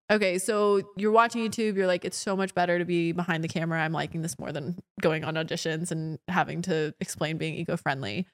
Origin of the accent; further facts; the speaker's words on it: Orange County, California, United States; I'm from Orange County